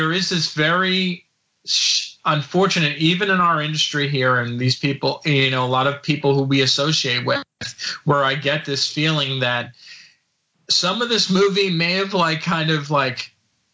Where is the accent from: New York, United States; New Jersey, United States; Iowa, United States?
New Jersey, United States; I grew up in New Jersey